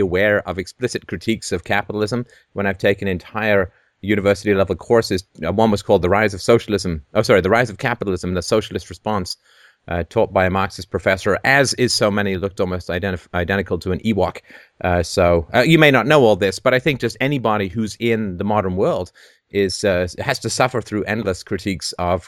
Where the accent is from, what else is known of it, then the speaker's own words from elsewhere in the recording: Canada; also born or lived in England; I grew up in England, and I grew up in Canada. I grew up in England in the socialist 70s